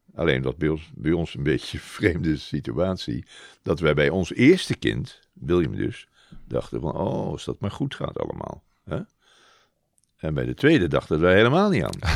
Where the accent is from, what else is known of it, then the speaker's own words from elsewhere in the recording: Rotterdam, South Holland, Netherlands; also born or lived in Zeeland; ik ben niet echt een Zeeuw, ik ben meer een Rotterdammer. Het was toevallig dat we even in eh, Zeeland woonden vanwege het werk van mijn vader